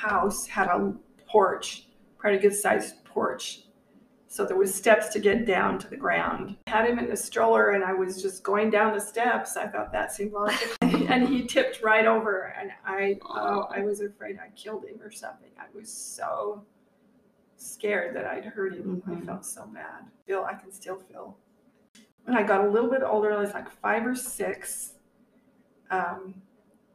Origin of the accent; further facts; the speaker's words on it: River Heights, Utah, United States; also born or lived in Logan, Utah; We grew up in River Heights